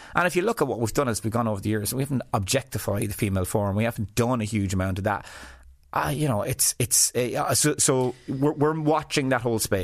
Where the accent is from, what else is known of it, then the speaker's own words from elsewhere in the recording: west of Ireland, Ireland; I came from West of Ireland background where to me, everyone was the same class.